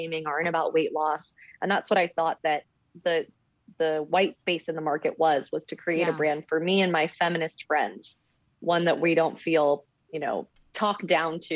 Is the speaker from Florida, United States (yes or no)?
yes; Miami, Florida, United States; moved away; I'm from Miami